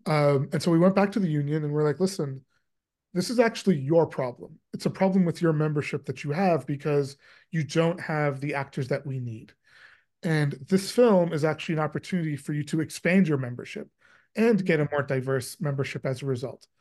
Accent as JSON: {"language": "English", "country": "Canada", "said": "I am Canadian and I spend a lot of time in Canada"}